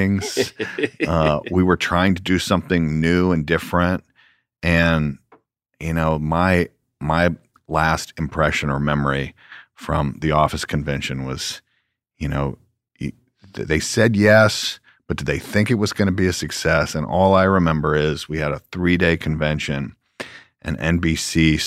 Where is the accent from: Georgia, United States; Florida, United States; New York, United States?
Georgia, United States; now in California, United States; I'm a guy from Georgia that now lives in California